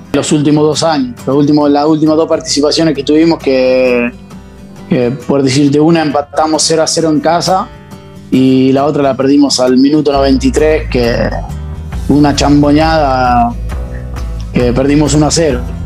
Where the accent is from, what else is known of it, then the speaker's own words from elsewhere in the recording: Conesa, Buenos Aires, Argentina; moved away as an adult; now in San Marino; arranqué en el Babi de, mi pueblo, en Conesa, eh, hasta la edad de, de, 14, 15 años